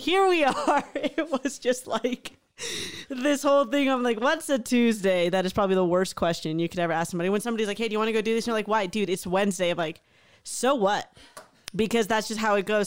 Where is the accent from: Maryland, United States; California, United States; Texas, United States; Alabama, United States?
Texas, United States; Houston; moved away; a really awesome group of friends growing up in Houston.